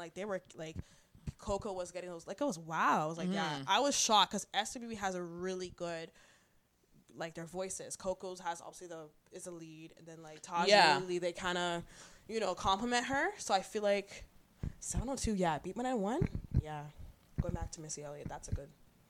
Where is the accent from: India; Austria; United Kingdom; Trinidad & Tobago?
Trinidad & Tobago; I'm ultra Trinidadian